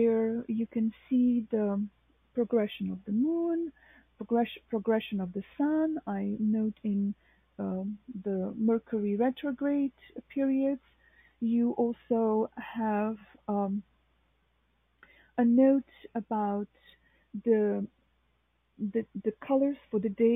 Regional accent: Novo Mesto, Southeast Slovenia, Slovenia; now in New York City, United States; my hometown, which is Novo Mesto

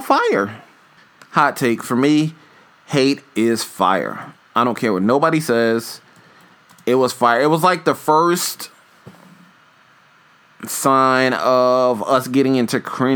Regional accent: New York City, New York, United States; I'm from New York

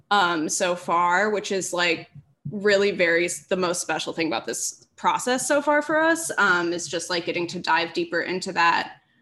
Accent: Minneapolis, Minnesota, United States; now in Los Angeles, United States; I'm from Minneapolis

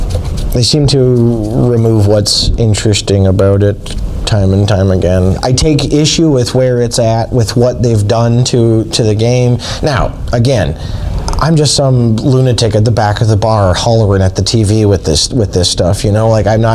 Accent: Canada; As a Canadian hockey fan

